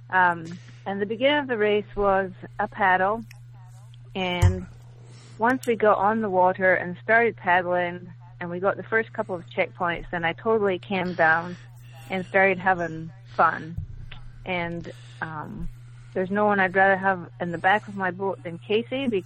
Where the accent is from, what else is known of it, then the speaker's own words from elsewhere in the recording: Scotland, United Kingdom; now in Lexington, United States; Um, I live in Lexington. I'm from Scotland originally